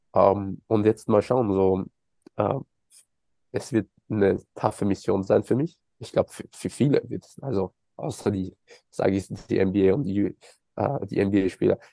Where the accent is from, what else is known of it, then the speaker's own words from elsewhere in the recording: Austria; moved away; also born or lived in Los Angeles, United States / Germany; ich als Österreicher